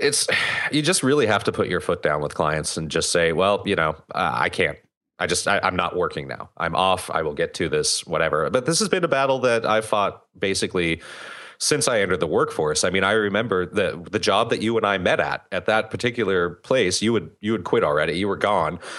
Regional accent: United States; I'm German-American. I was born here. I'm not, I'm not from Germany.

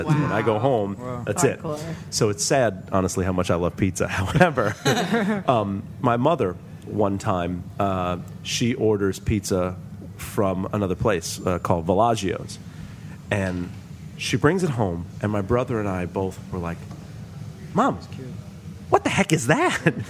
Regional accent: New York City, New York, United States; I'm born and raised in New York City

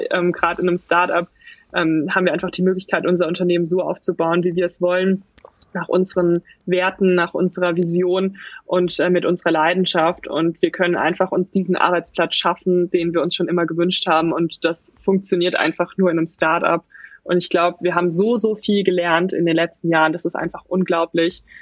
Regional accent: Baden-Württemberg, Germany; ich komme aus der Nähe von Mannheim

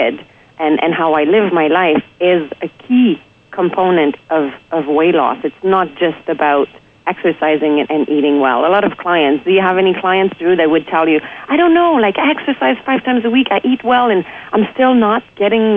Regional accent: Quebec City, Quebec, Canada; I'm from Quebec City. I grew up there in a very positive environment.

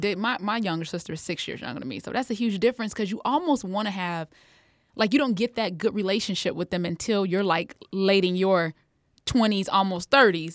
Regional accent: United States; growing up in America

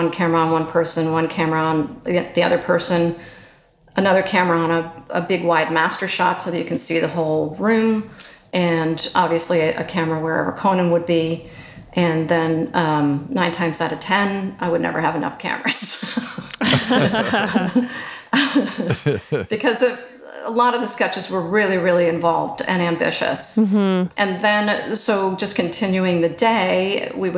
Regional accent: New Jersey, United States; moved away; I'm originally from just outside Manhattan

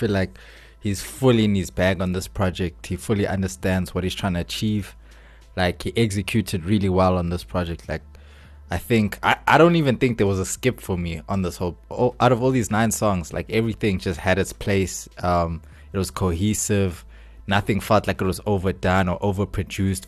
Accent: South Africa; We're proudly South African.

